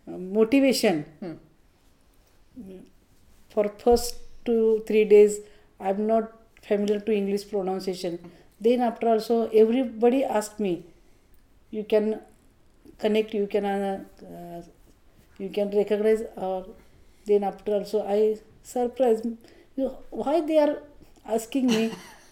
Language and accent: English; Mumbai, Maharashtra, India; I came from India.